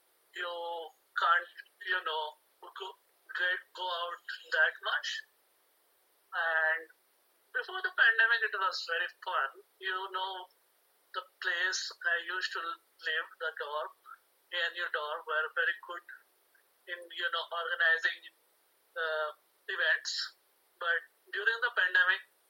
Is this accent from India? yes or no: yes; India; moved away as an adult; I'm from India